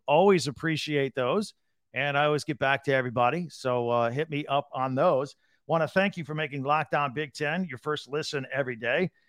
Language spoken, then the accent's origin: English; Carmel, Indiana, United States; my hometown of Carmel, Indiana